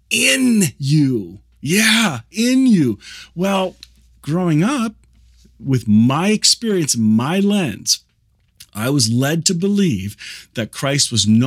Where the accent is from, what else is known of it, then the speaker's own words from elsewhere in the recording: Kitchener, Ontario, Canada; I grew up here in the Kitchener-Waterloo area where this is being recorded.